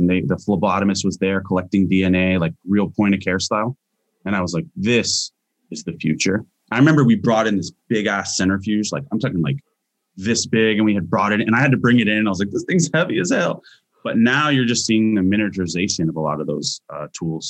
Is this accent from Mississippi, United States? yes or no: no; Hawaii, United States; moved away; also born or lived in Hilo / Kaneohe / Washington / California; I am native Hawaiian